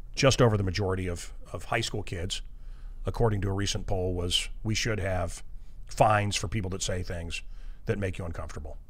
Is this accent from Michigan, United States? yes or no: no; Kansas City, Missouri, United States; I heard those as kids growing up in Kansas City, Suicide Falls, Missouri